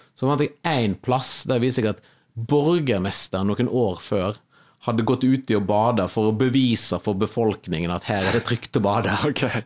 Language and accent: Norwegian; Western Norway, Norway; moved away; also born or lived in Kvinnherad / Oslo; for meg som vestlending